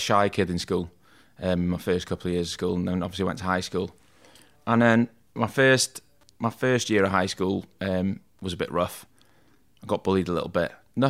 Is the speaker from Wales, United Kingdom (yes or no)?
yes; Rhyl, Wales, United Kingdom; Yeah, well, I'm from North Wales, which is probably about 45 minutes down the road from here. Lived in a place just outside of... Have you ever heard of Rhyl?